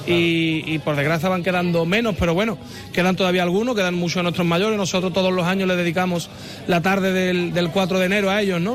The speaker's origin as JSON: {"language": "Spanish", "town": "Guadalcacín", "region": "Andalusia", "country": "Spain", "said": "mi pueblo"}